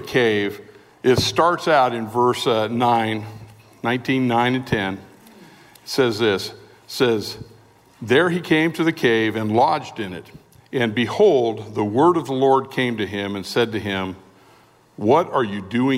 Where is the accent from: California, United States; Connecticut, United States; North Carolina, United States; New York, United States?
California, United States; We're from California.